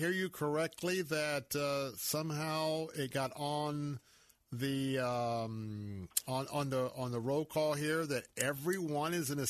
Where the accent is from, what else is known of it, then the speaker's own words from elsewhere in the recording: Tampa, Florida, United States; also born or lived in California; I was born and raised in Tampa, and I remember when a lot of our highways were just two-lane roads